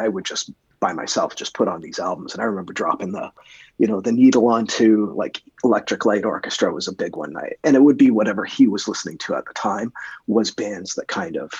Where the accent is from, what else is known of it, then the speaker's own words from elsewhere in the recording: Canada; being Canadian